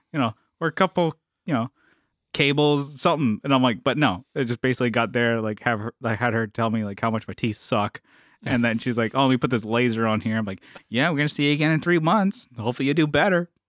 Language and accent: English; San Diego, California, United States; I'm from San Diego